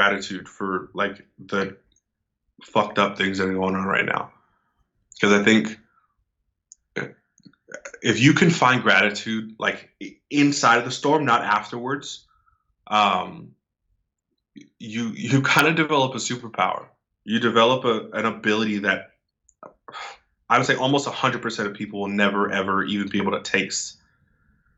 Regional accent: right outside of San Francisco, California, United States; I'm from California, right outside of San Francisco

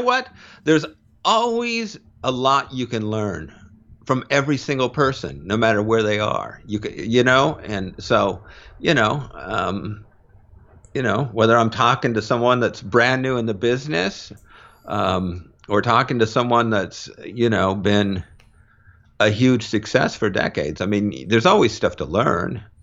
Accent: Mountlake Terrace, Washington, United States; moved away; I grew up in North, North Seattle. Um, in a town, uh, just outside of Seattle called Mount Lake Terrace

